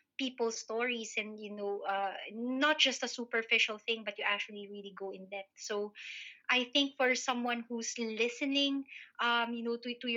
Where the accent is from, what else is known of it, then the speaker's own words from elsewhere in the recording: Philippines; moved away as an adult; now in United Kingdom; I'm a Filipino migrant, so I'm a person of color here in the UK